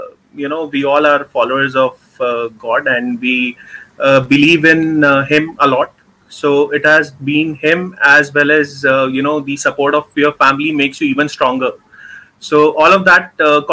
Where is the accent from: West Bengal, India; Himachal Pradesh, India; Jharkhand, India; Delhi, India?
Delhi, India; New Delhi; I am born and brought up in Delhi, which is the capital of India.